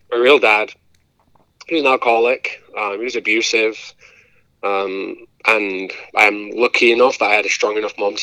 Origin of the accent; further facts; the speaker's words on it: Grimsby, Yorkshire and the Humber, United Kingdom; moved away as an adult; now in Indiana, United States; growing up in Grimsby, I don't know, I always say it was a tough place to grow